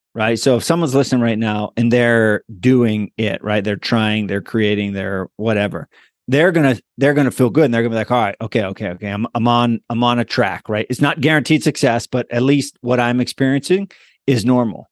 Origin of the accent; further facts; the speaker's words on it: Hollidaysburg, Pennsylvania, United States; moved away as an adult; also born or lived in East Hanover, New Jersey; Hollidaysburg, P A.